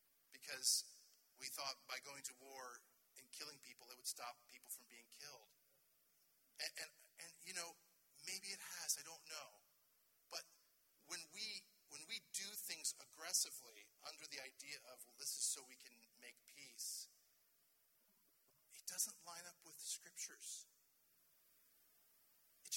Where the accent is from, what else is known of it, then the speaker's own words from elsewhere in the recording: United States; I'm an American